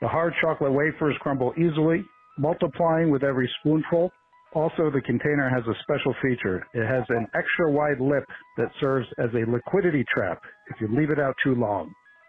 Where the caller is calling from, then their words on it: Las Vegas, Nevada, United States; I'm calling from Las Vegas, Nevada